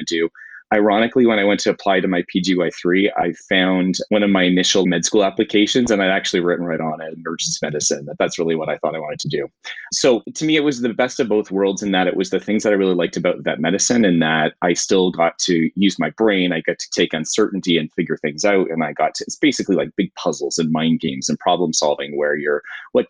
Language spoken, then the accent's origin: English; Niagara region, Ontario, Canada; now I still live here and work in the community where I grew up